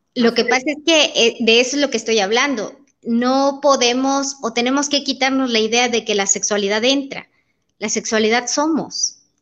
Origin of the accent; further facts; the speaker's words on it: Comitán, Chiapas, Mexico; moved away as an adult; now in Tuxtla Gutiérrez, Mexico; nací en Comitán. Llevo más de 20 años viviendo en Tuxtla Gutiérrez